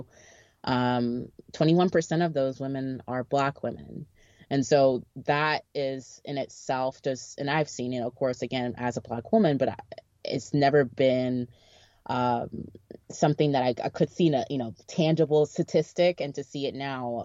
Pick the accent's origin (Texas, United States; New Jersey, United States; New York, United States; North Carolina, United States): Texas, United States; my parents are African and they're not African American, or, we're from Texas